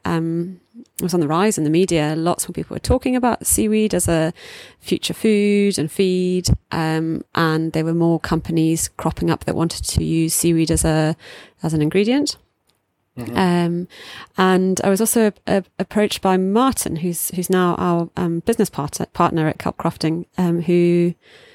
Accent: South Africa; moved away as an adult; also born or lived in Oban, Scotland; now in Isle of Skye, United Kingdom; I grew up in South Africa and did my undergraduate and honours and master's degree over there. Then I moved to Oban on the west coast of Scotland

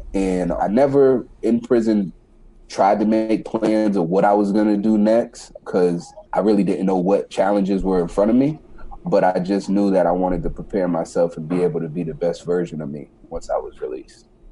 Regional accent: New York City, New York, United States; So I was born in the Bronx, New York. At a young age, my father passed away um, when I was around nine years old, eight or nine, yeah, nine years old. Uh, from that point, we moved from New York City to upstate New York.

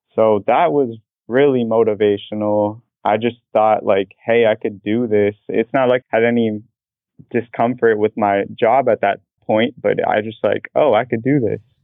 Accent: Portland, Oregon, United States; moved away as an adult; also born or lived in Boston, Massachusetts; now in Orlando, United States; I was born and raised in Portland, Oregon

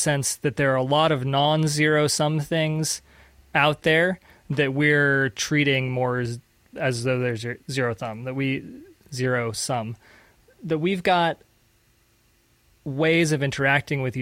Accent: United States; also born or lived in Panama; as an American living in Latin America

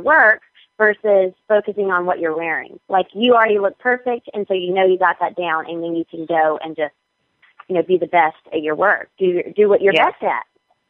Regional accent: North Carolina, United States; I mean, I'm still from North Carolina. I'm still Southern.

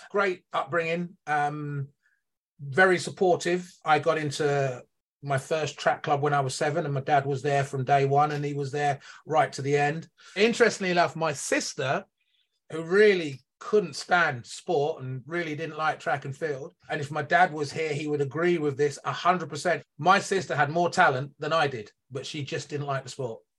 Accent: near Northampton, East Midlands, United Kingdom; guy from the United Kingdom, based in the Midlands. I now live in uh, Northampton, which is about an hour north of London. Um, and I was born about 15 minutes away from, uh, from from where I'm living now.

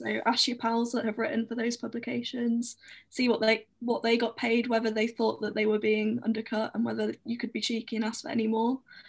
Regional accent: United Kingdom; especially as a Brit.

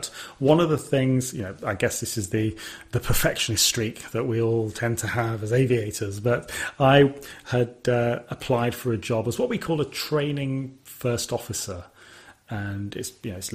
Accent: Sutton Coldfield, West Midlands, United Kingdom; where I was born in Sutton Coldfield

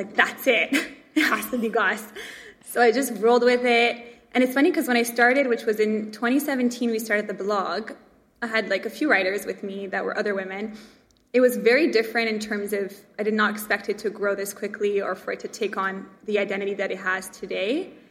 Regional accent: Montreal, Quebec, Canada; I grew up in Montreal

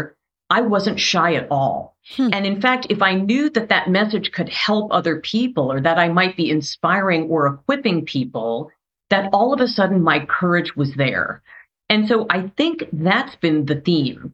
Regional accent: New York City, New York, United States; also born or lived in suburbs (unspecified); I was born in Brooklyn, which, you know, if you hear me speak, you can probably tell.

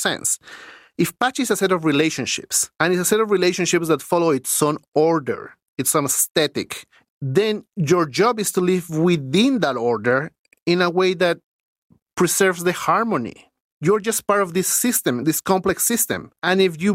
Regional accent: Lima, Peru; moved away as an adult; now in Canada; when I grew up in Lima, winters were 14 degrees Celsius

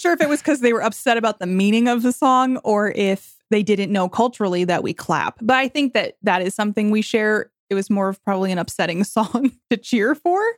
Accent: New York, United States; I'm from New York

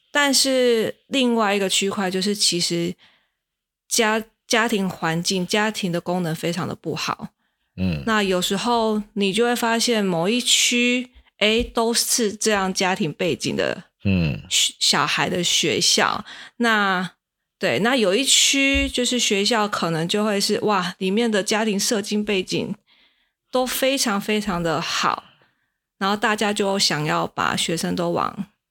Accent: Kaohsiung, Taiwan; moved away as an adult; now in Tainan, Taiwan; 像我是高雄人，像我们高雄以前就会

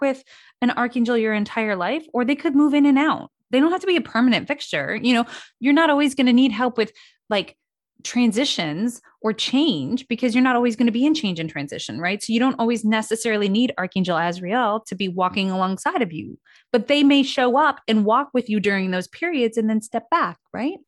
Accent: Midwest, United States; I grew up in the Midwest.

